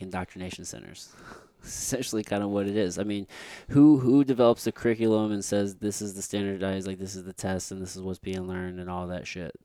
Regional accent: Potosi, Missouri, United States; I grew up in Potosi, Missouri, and that's, like, backwoods Missouri

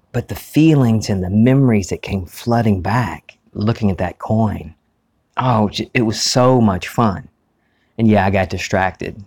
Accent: United States; an old movie theater that we used to have here in our, my hometown, the Charles Cinema

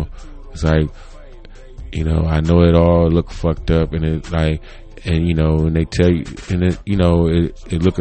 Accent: United States; I grew up in America

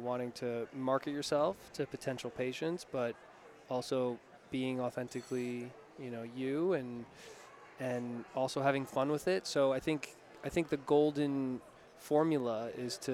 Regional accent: New York, United States; I'm from New York, so I say Asaro

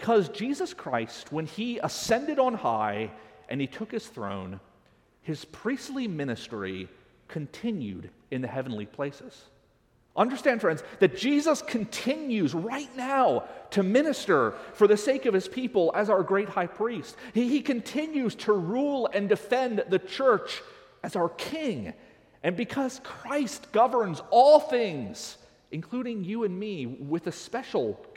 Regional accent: United States; growing up in the United States, when I was in elementary school and then later in middle school, Little League baseball was one of the highlights

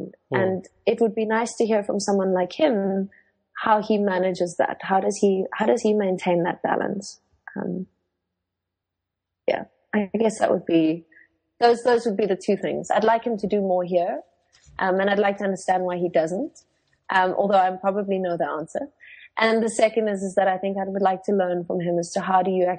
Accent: South Africa; first language Afrikaans; English is a second language; I am Afrikaans, so that's my first language.

